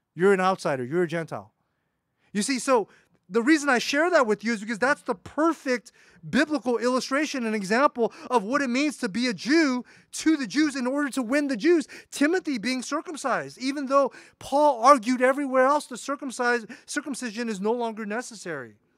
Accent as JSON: {"language": "English", "country": "United States", "said": "an American"}